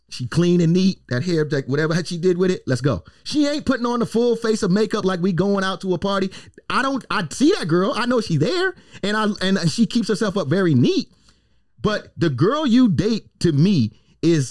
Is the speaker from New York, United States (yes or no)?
yes; New York City, New York, United States; now in Tampa, United States; I'm from the Bronx